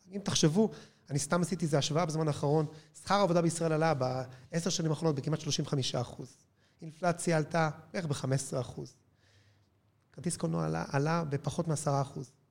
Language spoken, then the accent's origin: Hebrew; Israel; בבסיס אנחנו ישראלים